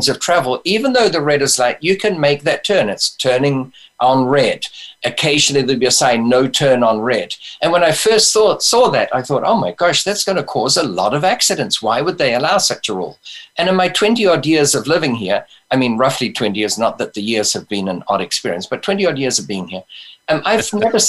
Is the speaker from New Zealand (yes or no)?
yes; New Zealand; born there; moved away; Well, I've got some experience of that because I was born in New Zealand and we had the old British system of money.